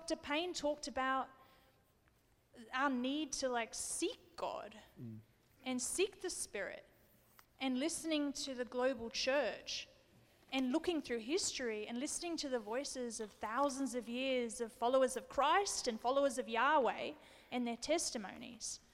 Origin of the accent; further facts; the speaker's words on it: Australia; I'm an Australian